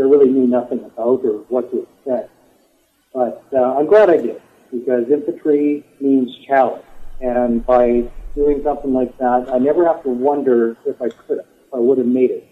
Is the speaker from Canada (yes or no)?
yes; just east of Edmonton, Alberta, Canada; I am a Canadian. I'm from the province of Alberta. I'm living in southern Alberta now, but grew up just east of Edmonton